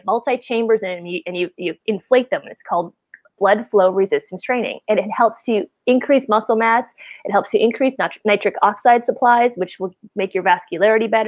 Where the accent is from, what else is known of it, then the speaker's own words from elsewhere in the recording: Wisconsin, United States; moved away as an adult; also born or lived in California; I grew up in Wisconsin. So, you know, it's that Midwestern mentality